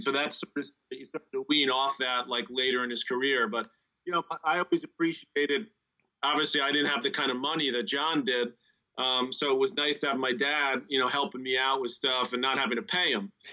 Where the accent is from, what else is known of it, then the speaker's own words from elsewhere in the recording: United States; here in the East, growing up in the East